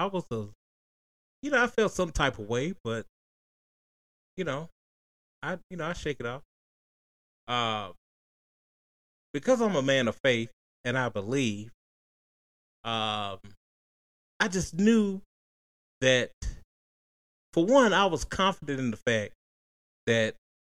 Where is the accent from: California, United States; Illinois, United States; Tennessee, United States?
Tennessee, United States; we are from Tennessee